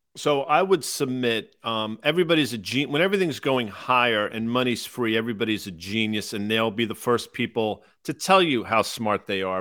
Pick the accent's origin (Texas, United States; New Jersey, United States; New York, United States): New York, United States; Croton-on-Hudson; I grew up in Croton on the Hudson in the shadow of West Point